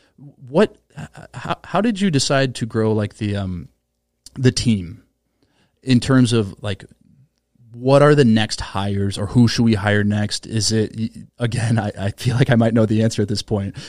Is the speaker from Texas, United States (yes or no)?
no; Minnesota, United States; I'm from Minnesota